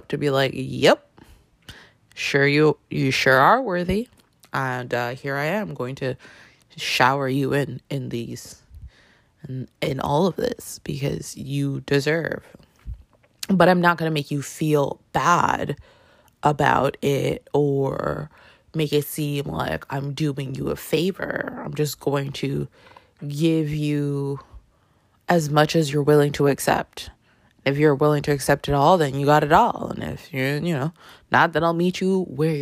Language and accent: English; Toronto, Ontario, Canada; now in New York City, United States; I live in New York City. I grew up in Toronto.